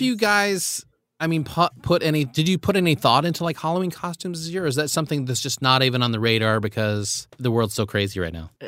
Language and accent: English; Philippines; moved away; I was born in the Philippines